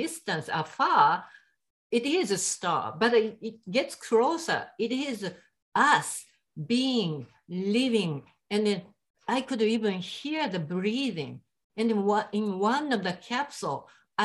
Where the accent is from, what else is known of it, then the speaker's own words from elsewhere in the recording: Japan; English is a second language; moved away; I am from Japan